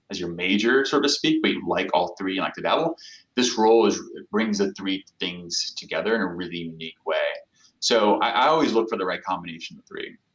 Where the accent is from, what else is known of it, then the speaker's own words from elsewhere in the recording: São Paulo, Brazil; I'm an analytics professional, as you know, so I, am never going to have the counterfactual to know uh, what it was like to not live there.